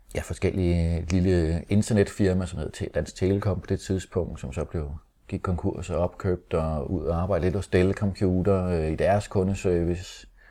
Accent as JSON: {"language": "Danish", "town": "Holte", "region": "Capital Region of Denmark", "country": "Denmark", "tie": "born or raised there", "said": "vi er opvokset i Holte"}